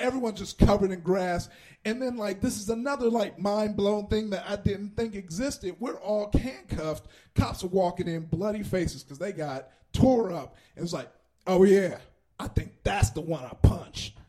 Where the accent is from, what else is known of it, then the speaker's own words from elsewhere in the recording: Compton, California, United States; I grew up in Compton